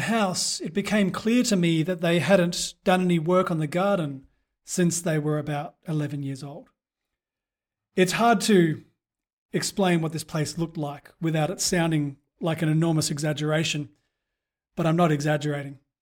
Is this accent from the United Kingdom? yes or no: no; Perth, Western Australia, Australia; moved away; back in my hometown of Perth